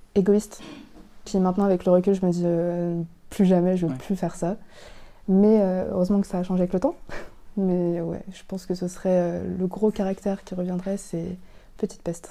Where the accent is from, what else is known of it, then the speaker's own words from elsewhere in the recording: France; Je suis vietnamienne, cambodgienne et française